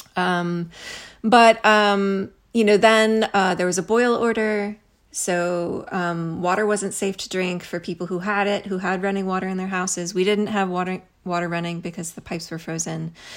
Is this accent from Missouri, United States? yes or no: yes; Missouri, United States; moved away as an adult; also born or lived in Kansas City / Lee's Summit; now in Houston, United States; I grew up in Missouri.